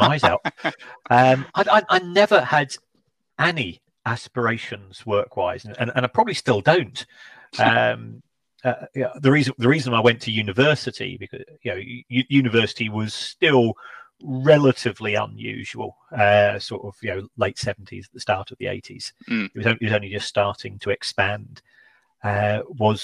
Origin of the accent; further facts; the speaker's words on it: London, United Kingdom; I was born in London.